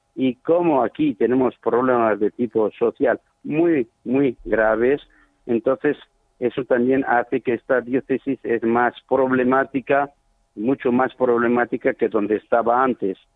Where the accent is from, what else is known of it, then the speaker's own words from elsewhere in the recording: Zaragoza, Aragon, Spain; moved away as an adult; also born or lived in Chad; now in Sarh, Chad; yo soy de Zaragoza, nacido en Zaragoza